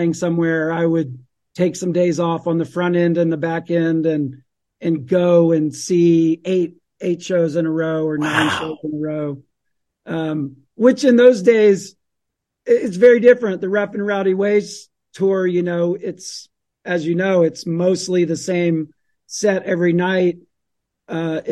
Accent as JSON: {"language": "English", "town": "Atlanta", "region": "Georgia", "country": "United States", "tie": "born or raised there", "said": "I grew up in Atlanta, Georgia"}